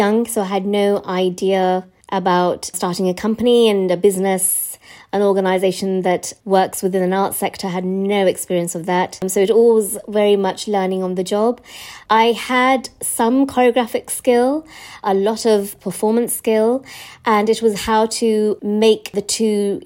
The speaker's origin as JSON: {"language": "English", "region": "West Midlands", "country": "United Kingdom", "tie": "born or raised there", "said": "My experiences as a British-born Asian child from the West Midlands"}